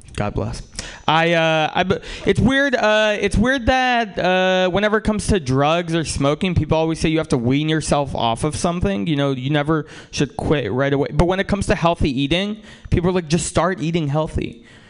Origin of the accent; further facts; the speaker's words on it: Russia; now in United States; I'm from Russia, and uh, uh, some of my family is from Ukraine